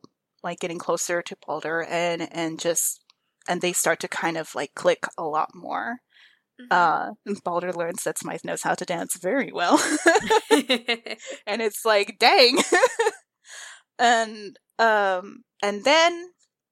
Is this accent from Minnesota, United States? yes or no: no; Texas, United States; I was raised in Texas, but my family's from like hardcore Mexico